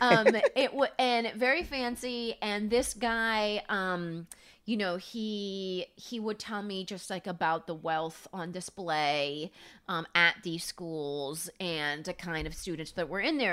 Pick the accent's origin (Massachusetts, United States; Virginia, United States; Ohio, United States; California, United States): California, United States; Palm Springs; moved away as an adult; now in New York, United States; Palm Springs is where I grew up